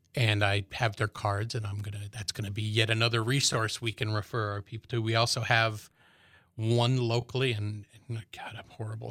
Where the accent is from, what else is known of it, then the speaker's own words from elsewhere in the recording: Chicago, Illinois, United States; now in Manhattan, Kansas, United States; I'm originally from Chicago, was in and out for twenty years while I was in the military